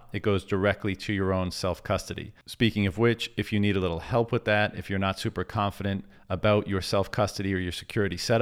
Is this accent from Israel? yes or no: no; Canada; I'm from Canada